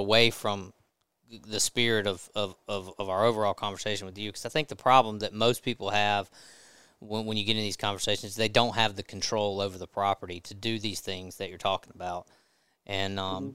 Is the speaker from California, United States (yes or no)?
no; Natchez, Mississippi, United States; I grew up in Natchez, and so I've been hunting that terrain my whole life